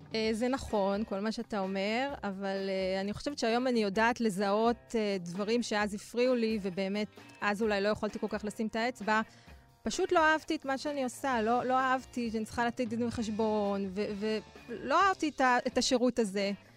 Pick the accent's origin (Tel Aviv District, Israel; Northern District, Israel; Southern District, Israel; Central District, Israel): Tel Aviv District, Israel; Bnei Brak; גדלתי בבני ברק